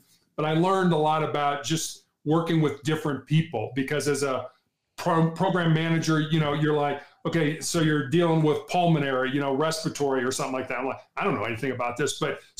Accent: Midwest, United States; now in Cincinnati, United States; we're from the Midwest. And so we didn't really have any help out in California. So we moved back to the Midwest to Cincinnati.

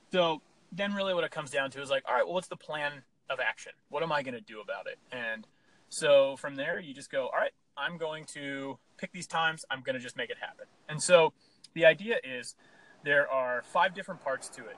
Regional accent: Pennsylvania, United States; I grew up, we grew up in Pennsylvania

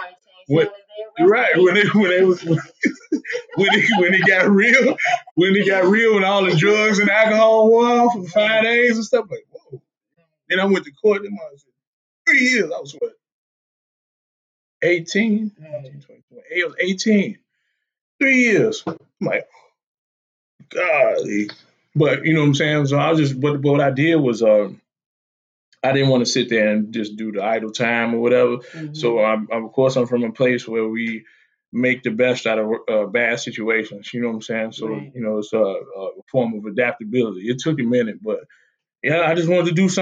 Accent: Chicago, Illinois, United States; I'm from Chicago. The west side of Chicago, the best side of Chicago. Grew up in a gang environment

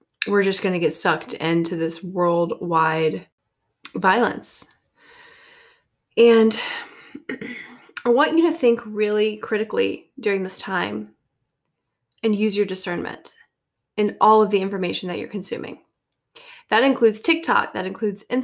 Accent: Deep South, United States; moved away; When I lived in the Deep South

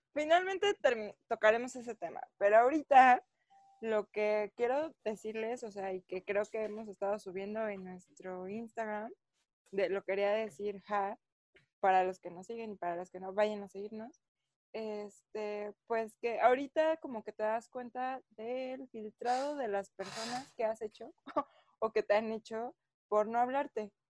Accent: Mexico City, Mexico; mi acta de nacimiento dice Distrito Federal

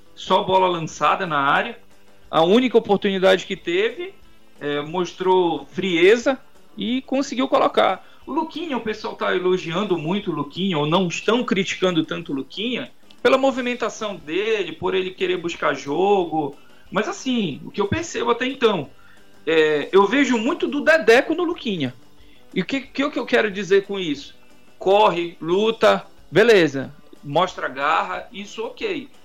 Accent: Pará, Brazil; nós como paraenses

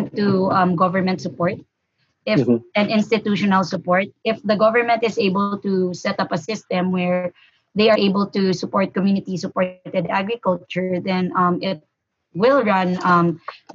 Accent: Bacolod, Negros Occidental, Philippines; I grew up in Bacolod, so I'm not exactly a city girl.

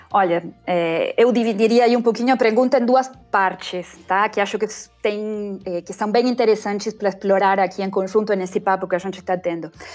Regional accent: Argentina; accent: Argentine; Portuguese is a second language; moved away as an adult; also born or lived in England / Spain / Italy; o meu sotaque argentino

